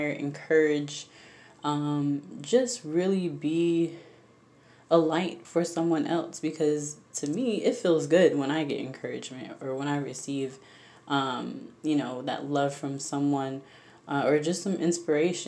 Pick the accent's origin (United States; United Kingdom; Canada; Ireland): United States; Jacksonville, Florida; now in Orlando, United States; I grew up, born and raised in Florida, Jacksonville, Florida, to be exact.